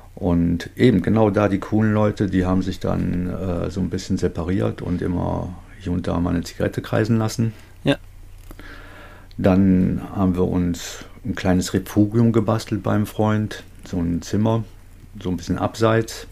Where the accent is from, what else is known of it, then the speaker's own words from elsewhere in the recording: North Rhine-Westphalia, Germany; Ich komme aus Nordrhein-Westfalen, ein bisschen weiter von dir entfernt